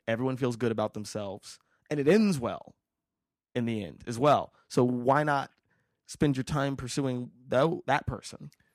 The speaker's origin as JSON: {"language": "English", "town": "Las Vegas", "region": "Nevada", "country": "United States", "tie": "born or raised there", "moved": "yes", "said": "I'm from Vegas"}